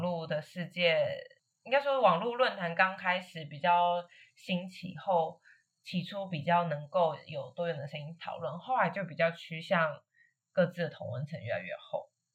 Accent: Taiwan; 我的同学跟我一起都在同一片土地出生长大，但是他是台湾人，我是中国人

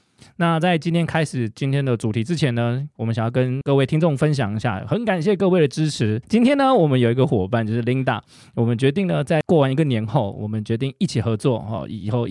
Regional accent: Taiwan; 他比我们台湾人很多台湾人的那种用语都用的更好。

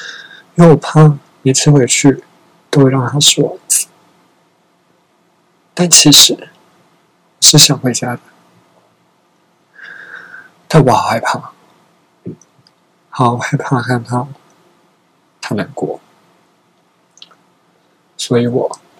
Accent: Changhua County, Taiwan; now in Taipei, Taiwan; 那我老家就在彰化。我除夕还要上班到六点半，我就算搭高铁回去，哎，也八点钟了，哎，大家都吃饱了，我也不用吃了，然后我要再很赶，呃，再搭车回来台北，因为隔天还要上班。

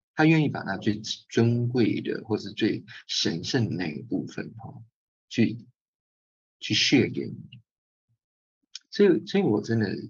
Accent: Keelung, Taiwan; 我也是基隆人

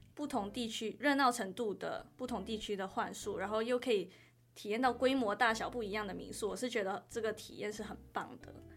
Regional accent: Kuala Lumpur, Malaysia; moved away as an adult; now in Chiayi, Taiwan; 我来自吉隆坡

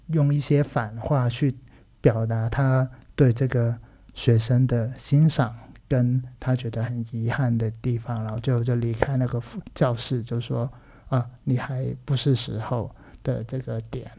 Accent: Macau; Chinese is a second language; also born or lived in Taiwan; 其实是我是来自澳门的一个人，然后大学跟有念过一下硕士，然后都在台湾念书的。然后现在人呢，在澳门当一个小导演，然后也有一些教课的一些工作

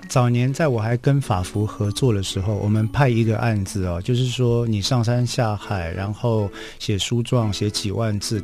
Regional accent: Taiwan; 我们台湾人以前，至少在我小的时候吧

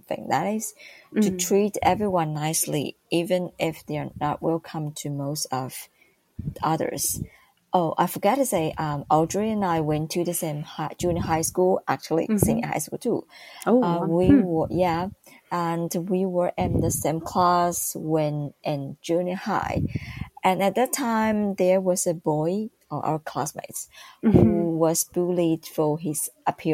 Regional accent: Taipei, Taiwan; I grew up in Taipei

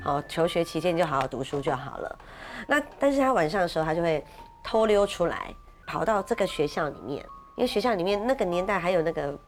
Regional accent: Keelung, Taiwan; 因为我是基隆人

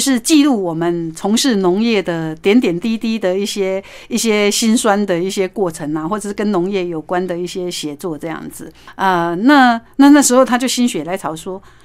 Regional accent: southern Taiwan, Taiwan; 在我们南部

